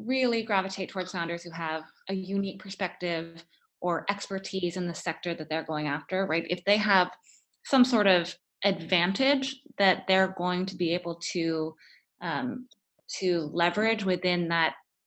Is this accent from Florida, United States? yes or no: yes; Florida, United States; moved away as an adult; also born or lived in Stanford, California; I grew up in Florida and I went to Stanford for undergrad